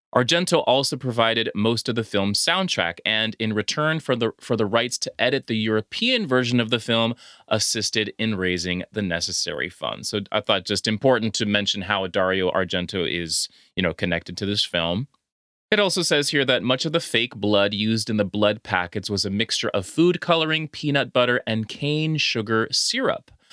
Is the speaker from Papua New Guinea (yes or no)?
no; Honduras; I'm from Honduras